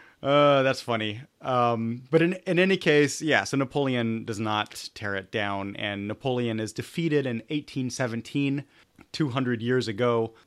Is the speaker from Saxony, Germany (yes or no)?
no; Munich, Bavaria, Germany; I grew up in Munich